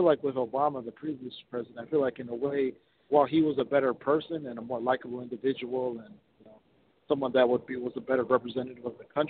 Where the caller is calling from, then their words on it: Minnesota, United States; I'm calling from Minnesota.